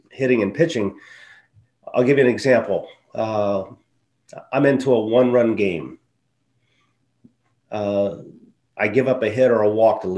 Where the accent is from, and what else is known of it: Cincinnati, Ohio, United States; born or raised there